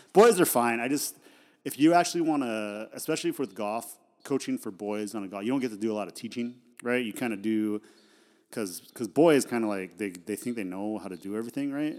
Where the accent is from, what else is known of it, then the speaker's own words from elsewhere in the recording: Idaho, United States; I grew up in Idaho